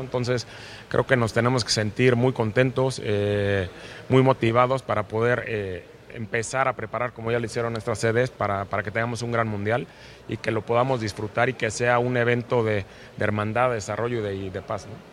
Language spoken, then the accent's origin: Spanish; Mexico; como mexicanos